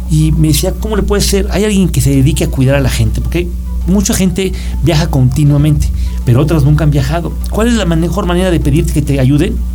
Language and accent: Spanish; Mexico; Yo soy de México.